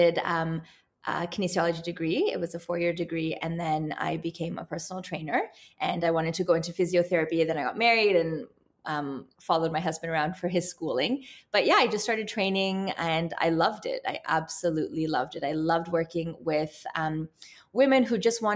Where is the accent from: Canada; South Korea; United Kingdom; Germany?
Canada; Toronto, Ontario; I'm actually born and raised in Canada, in Toronto.